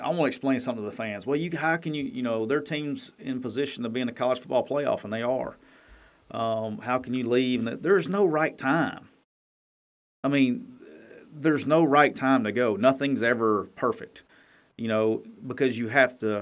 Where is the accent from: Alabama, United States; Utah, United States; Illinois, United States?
Alabama, United States; Jacksonville; moved away; that's my hometown, that's where I'm from